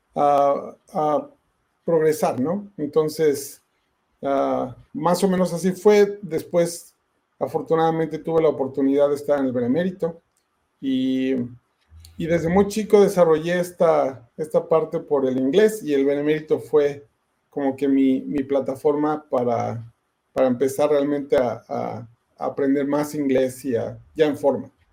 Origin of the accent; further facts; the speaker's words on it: Ecatepec, State of Mexico, Mexico; moved away as an adult; now in United States; toda mi, mi, infancia y mi juventud, de hecho nunca viví en la Ciudad de México como tal, yo nada más me llevo mi mamá fue allá que yo naciera, pero vivíamos siempre en el Estado de México, este, en la hermana República de Catepec